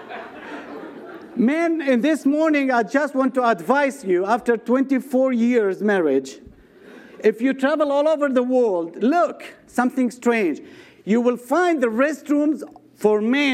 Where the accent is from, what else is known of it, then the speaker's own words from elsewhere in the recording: Nazareth, Northern District, Israel; I was born in Nazareth. All my life I spent in this wonderful city